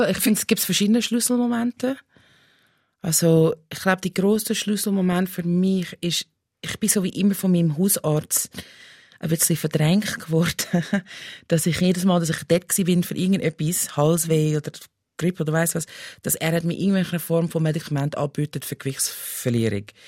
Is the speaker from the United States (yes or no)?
yes; Pennsylvania, United States; German is a second language; moved away as an adult; now in Switzerland; ich bin in den USA aufgewachsen